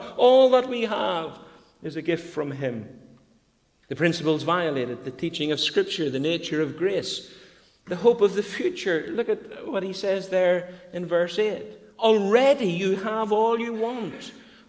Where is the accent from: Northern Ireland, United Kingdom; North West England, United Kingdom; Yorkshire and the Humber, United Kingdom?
Northern Ireland, United Kingdom; Bangor; moved away; we went to Bangor to take up the pastor than Bethany Baptist, my hometown